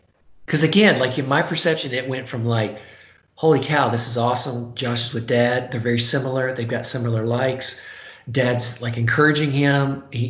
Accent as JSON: {"language": "English", "region": "the South", "country": "United States", "tie": "born or raised there", "said": "particularly growing up in the South."}